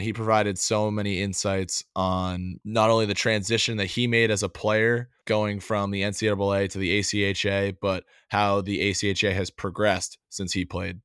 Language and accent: English; New England, United States; as a kid growing up in New England